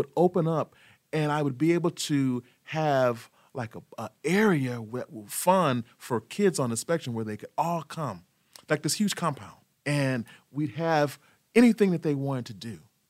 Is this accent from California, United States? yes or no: no; Texas, United States; And from Texas, I grew up on Southern style cuisine gumbo, and I love making my famous sweet potato pie.